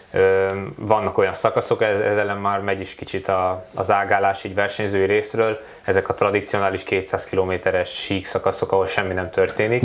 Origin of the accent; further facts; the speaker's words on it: Hungary; egy kis magyarként eljutottam a nagyvilágba